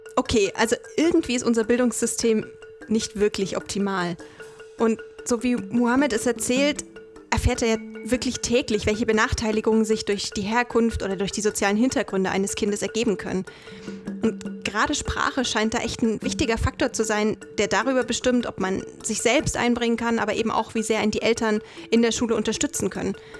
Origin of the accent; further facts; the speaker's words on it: Saxony, Germany; Also ich komme aus Sachsen